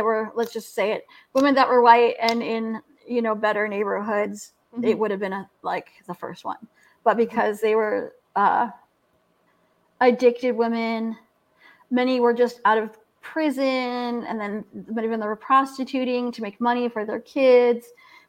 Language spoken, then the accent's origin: English; California, United States; moved away; also born or lived in Tahlequah, Oklahoma; I'm from California